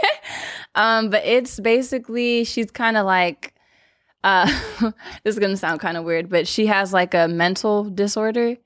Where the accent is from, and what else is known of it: Los Angeles, California, United States; born or raised there